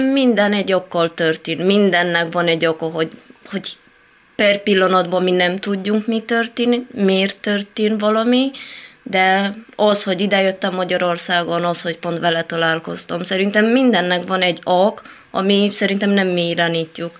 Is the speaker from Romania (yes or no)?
yes; Moldavia, Romania; Hungarian is a second language; moved away as an adult; also born or lived in Italy; now in Hungary; Én Romániából a moldovai rész